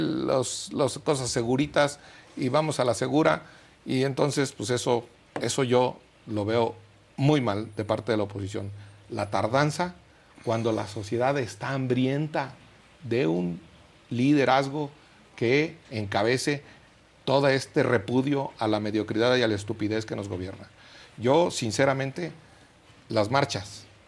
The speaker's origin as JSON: {"language": "Spanish", "region": "Michoacán", "country": "Mexico", "said": "yo soy de Michoacán"}